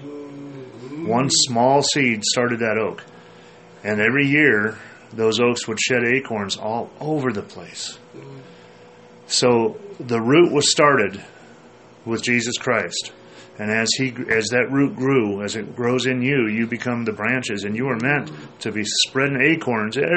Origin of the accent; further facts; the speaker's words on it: Minnesota, United States; I grew up in Minnesota, and in our yard, in the house that I grew up